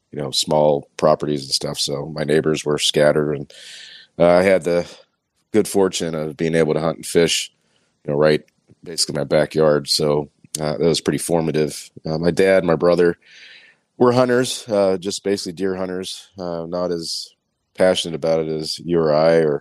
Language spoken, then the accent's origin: English; south of Pittsburgh, Western Pennsylvania, United States; I was born and raised in Pennsylvania, Western PA, south of Pittsburgh.